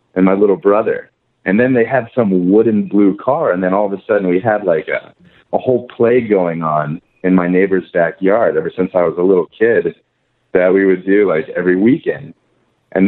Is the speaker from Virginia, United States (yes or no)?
no; College Station, Texas, United States; now in California, United States; I'm born and raised in College Station, Texas.